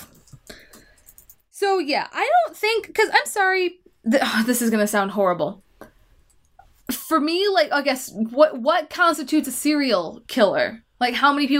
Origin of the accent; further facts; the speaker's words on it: Wisconsin, United States; We're from Wisconsin